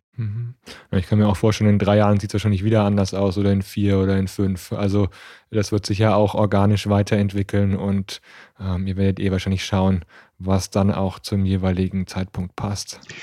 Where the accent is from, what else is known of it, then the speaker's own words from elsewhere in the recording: Nuremberg, Bavaria, Germany; ich bin in Nürnberg aufgewachsen